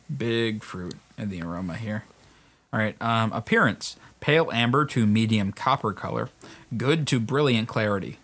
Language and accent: English; Australia; As an Australian